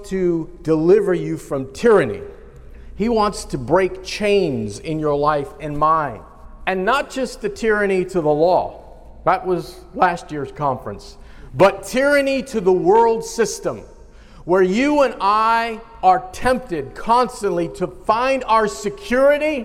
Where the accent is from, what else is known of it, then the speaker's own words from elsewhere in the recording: United States; I am an American citizen